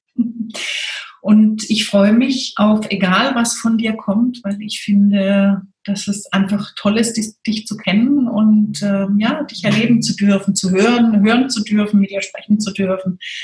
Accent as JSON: {"language": "German", "town": "Freiburg", "region": "Baden-Württemberg", "country": "Germany", "said": "ich komme ja aus Freiburg"}